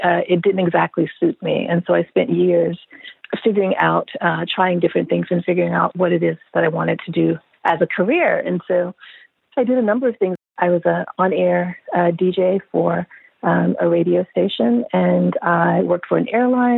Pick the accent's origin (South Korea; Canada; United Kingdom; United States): United States; Hattiesburg, Mississippi; moved away as an adult; also born or lived in Chicago, Illinois; I grew up in Hattiesburg, Mississippi, so I'm a southerner. I lived there until I was 18. I was born in Chicago, grew up in Mississippi